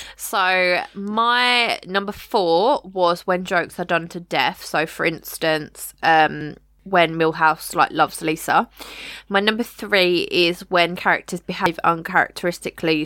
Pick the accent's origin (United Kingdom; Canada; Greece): United Kingdom; we are British